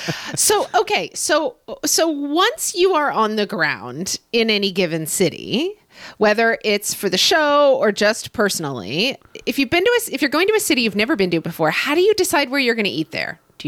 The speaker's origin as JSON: {"language": "English", "town": "Oklahoma City", "region": "Oklahoma", "country": "United States", "tie": "born or raised there", "moved": "yes", "said": "I didn't love growing up in Oklahoma City"}